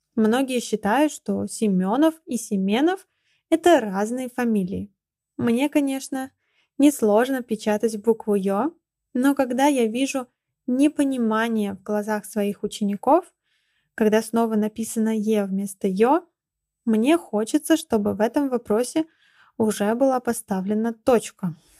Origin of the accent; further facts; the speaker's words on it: Ulyanovsk, Ulyanovsk Oblast, Russia; Я родилась в Ульяновске, который раньше назывался Симбирском